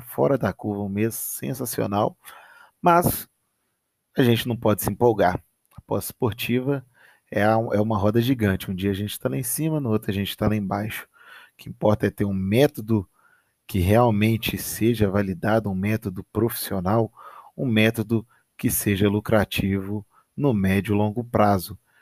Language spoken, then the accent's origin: Portuguese; Minas Gerais, Brazil; Campeonato Mineiro, Campeonato da minha terrinha aqui